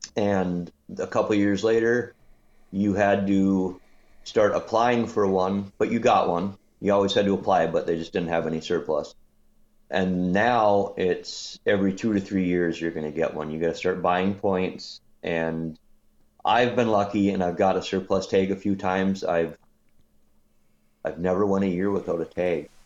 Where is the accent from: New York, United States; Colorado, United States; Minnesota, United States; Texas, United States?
Minnesota, United States; I'm from Minnesota